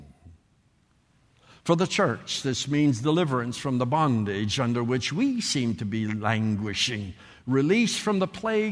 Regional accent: Canada; moved away; I grew up in Canada. Some of you can tell it by my accent or whatever. I grew up there

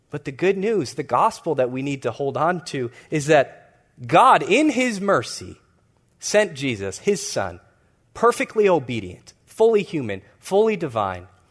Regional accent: Chicago, Illinois, United States; I grew up in the Hyde Park neighborhood in Chicago

